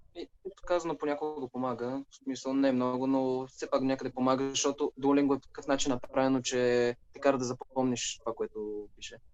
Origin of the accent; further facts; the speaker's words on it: Sofia, Sofia City, Bulgaria; first language Bulgarian; Уча в Софийския, от София съм